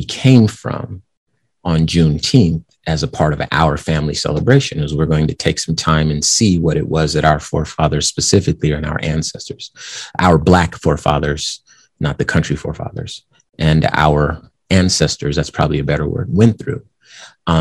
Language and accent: English; West Coast, United States; moved away as an adult; now in Arizona, United States; I grew up on the West Coast and in my adult life, I've lived in Arizona.